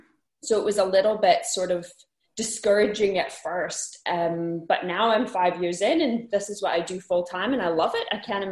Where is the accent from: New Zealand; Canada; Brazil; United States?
Canada; Winnipeg, Manitoba; moved away as an adult; now in Glasgow, United Kingdom; I am originally from Canada, from a place right in the middle of Canada called Winnipeg, but I've lived in Scotland for 5 years, and then I live in Glasgow.